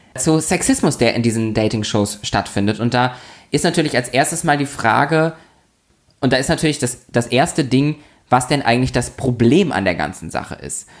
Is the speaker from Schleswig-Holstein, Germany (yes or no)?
yes; Lübeck, Schleswig-Holstein, Germany; born or raised there; moved away